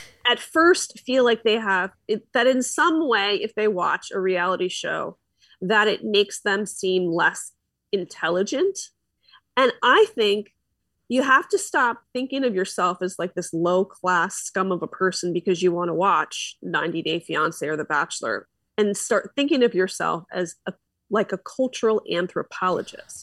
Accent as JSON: {"language": "English", "town": "Philadelphia", "region": "Pennsylvania", "country": "United States", "moved": "yes", "lives_now": "Orange County, United States", "said": "I'm from Philly, and I'm still a Philly girl"}